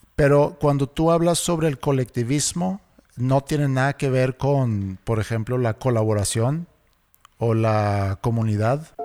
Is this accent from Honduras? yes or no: no; Sweden; cuando yo crecí en Suecia